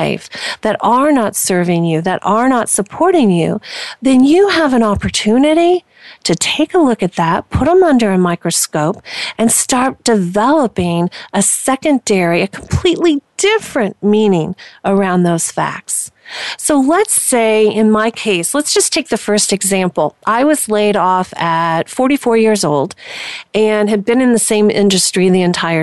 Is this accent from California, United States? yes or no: no; Indiana, United States; I was born and raised in Indiana.